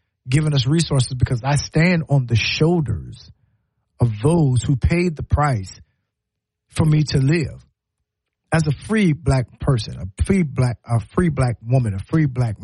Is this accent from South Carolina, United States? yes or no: yes; Low Country, South Carolina, United States; now in Alabama, United States; I'm from the Low Country